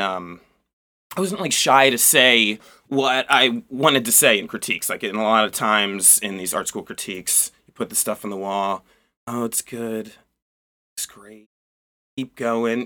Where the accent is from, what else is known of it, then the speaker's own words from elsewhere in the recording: Turnersville, New Jersey, United States; moved away as an adult; now in Baltimore, United States; I grew up in South Jersey. Like, uh, pretty cl-, pretty close to Philadelphia